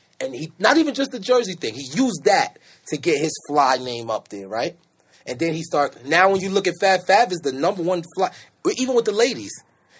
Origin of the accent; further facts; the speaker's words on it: New York City, New York, United States; I'm from Brooklyn, New York.